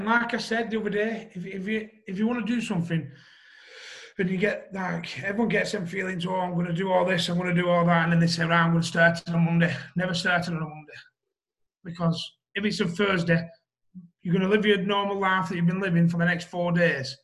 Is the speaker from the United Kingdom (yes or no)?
yes; Wigan, North West England, United Kingdom; I'm from Wigan